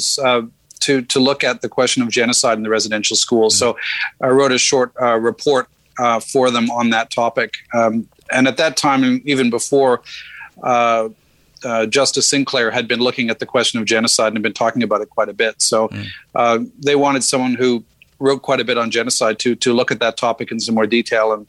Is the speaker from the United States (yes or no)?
no; Saskatchewan, Canada; moved away; I'm from Saskatchewan